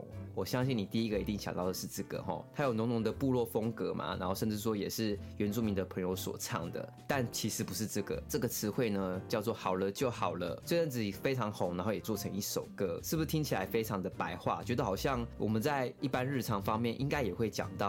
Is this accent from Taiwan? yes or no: yes; Pingtung County, Taiwan; 我是来自屏东的排湾族，